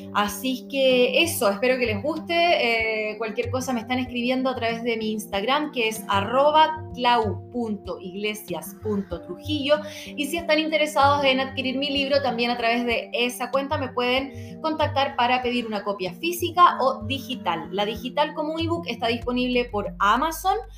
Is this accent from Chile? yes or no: yes; Santiago, Santiago Metropolitan Region, Chile; soy de Santiago de Chile